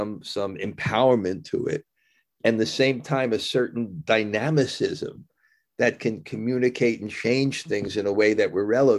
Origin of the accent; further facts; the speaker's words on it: United States; I'm American